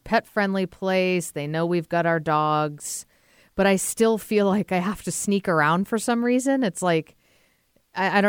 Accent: Massachusetts, United States; I grew up in Massachusetts and my grandparents lived on the Cape

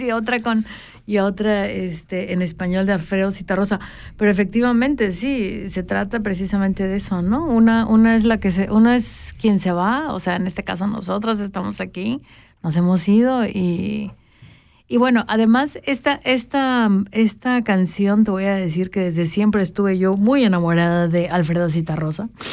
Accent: Mexico; now in Switzerland; de donde yo vengo, que es la frontera sur de, México, que es literalmente la última estación de todo México

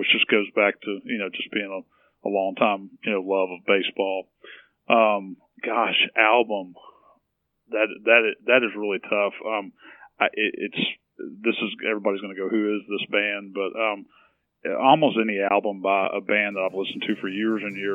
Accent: Nashville, Tennessee, United States; moved away; I'm from Tennessee originally

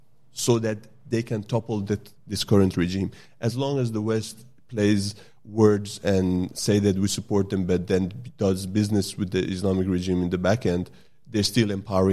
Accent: Sweden; also born or lived in Iran; now in Australia; I grew up in Sweden.

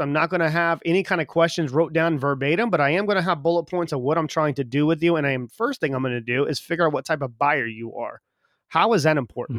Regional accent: South Carolina, United States; moved away as an adult; also born or lived in Texas; now in England; I'm from the South, you know, so in South Carolina

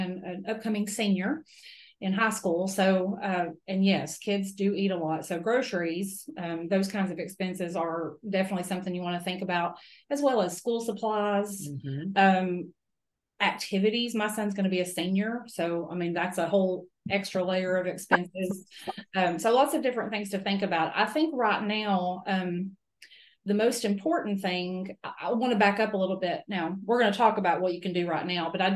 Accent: Grainger County, Tennessee, United States; I was born and raised in Granger County, which is where our primary office is located

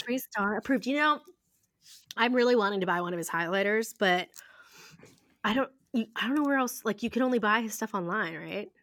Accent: Ohio, United States; I grew up in Ohio

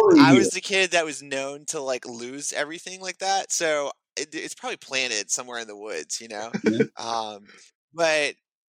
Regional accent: St. Matthews, South Carolina, United States; also born or lived in Greenville, South Carolina; So I grew up where I am now, St. Matthew, South Carolina. It's pretty little small town. It's got two stoplights, and you blink, you're through it, and you didn't even know you were there.

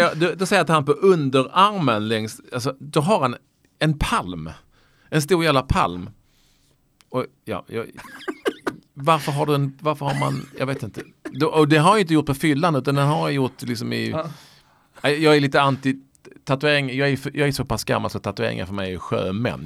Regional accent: Malmö, Skåne, Sweden; accent: Scanian; jag är från Lindängen, det är typ samma getto liksom, eller getto, getto, det är samma typ av uppväxtstil. Jag, hade uppväxt, jag är uppväxt med massor med ex-jugoslaver

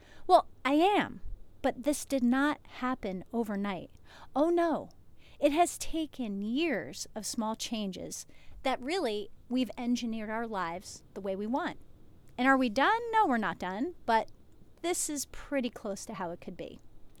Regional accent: New Jersey, United States; because I've lived a lot of different places, I'm from New Jersey originally

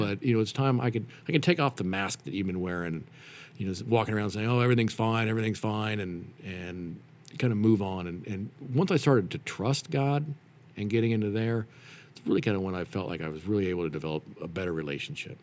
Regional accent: Reno, Nevada, United States; moved away as an adult; also born or lived in Denver, Colorado; I grew up in Reno, Nevada

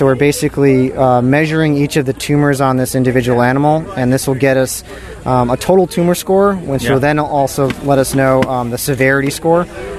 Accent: Rhode Island, United States; I'm from Rhode Island.

